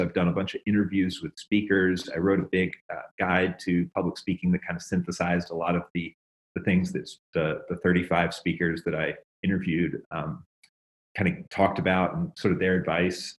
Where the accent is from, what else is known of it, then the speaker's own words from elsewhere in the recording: Memphis, Tennessee, United States; I'm from Tennessee, and uh, the blues is very big. I actually grew up in Memphis